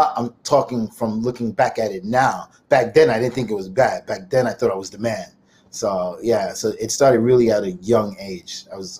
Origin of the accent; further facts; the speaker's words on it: Brooklyn, New York, United States; Well, Brooklyn.